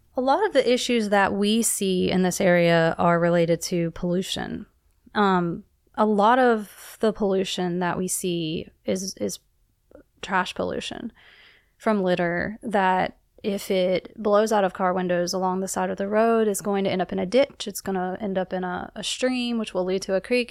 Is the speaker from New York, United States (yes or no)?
no; South Carolina, United States; moved away; Growing up in South Carolina, I was not near a, a source of water